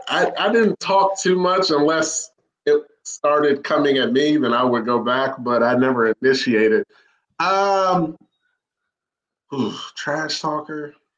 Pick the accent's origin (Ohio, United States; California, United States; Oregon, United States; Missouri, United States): Ohio, United States; Columbus; born and raised in Columbus, Ohio